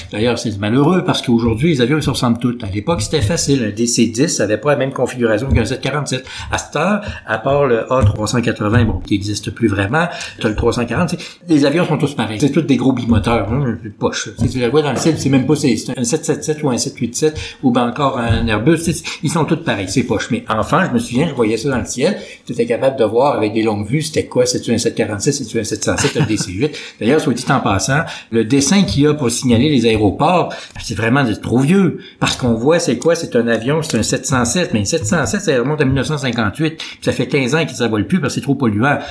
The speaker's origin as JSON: {"language": "French", "town": "Quebec City", "region": "Quebec", "country": "Canada", "tie": "born or raised there", "said": "Je suis né à l'hôpital Saint-Sacrement, Québec, mais tu sais, j'ai grandi à Loretteville"}